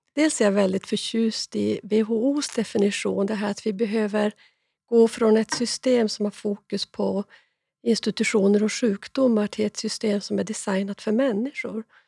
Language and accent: Swedish; born in Jukkasjärvi parish, Norrbotten County, Sweden; jag är norrbottning. Jag är ganska stolt över att det står eh, Jukkasjärvi församling som min så här, födelseort